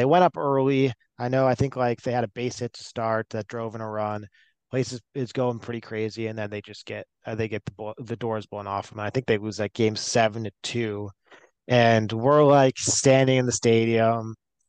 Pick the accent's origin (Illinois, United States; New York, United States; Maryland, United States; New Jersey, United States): Illinois, United States; Chicago; growing up in Wrigleyville